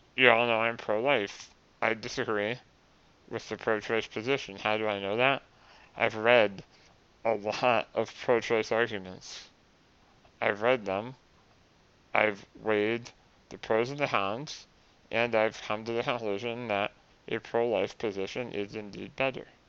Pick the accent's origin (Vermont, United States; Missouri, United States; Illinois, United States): Vermont, United States; my home state